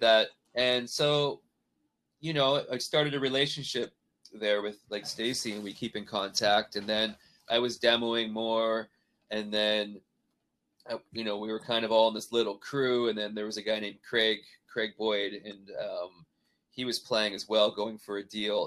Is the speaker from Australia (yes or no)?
no; Canada; moved away; also born or lived in Nashville; growing up like that in Canada